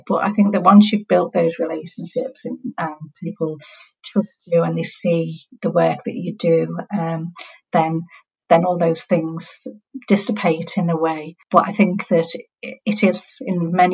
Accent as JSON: {"language": "English", "town": "Liverpool", "region": "North West England", "country": "United Kingdom", "accent": "Scouse", "said": "for those of you who know accents, know that I'm from Liverpool"}